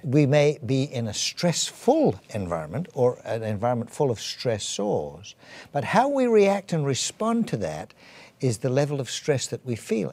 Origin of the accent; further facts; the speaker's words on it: England, United Kingdom; accent: English; moved away as an adult; also born or lived in Edinburgh / Canada; I'm, I'm English, as you probably can tell from my accent